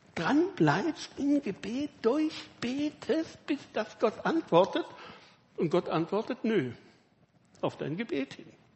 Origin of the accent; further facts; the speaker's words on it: Villingen-Schwenningen, Baden-Württemberg, Germany; Ich komme eben aus Villingen, Schwarzwälder